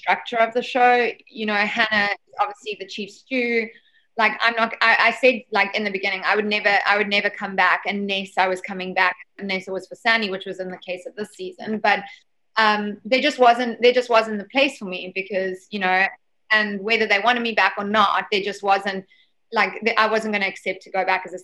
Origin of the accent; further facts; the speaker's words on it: South Africa; I'm obviously a South African culture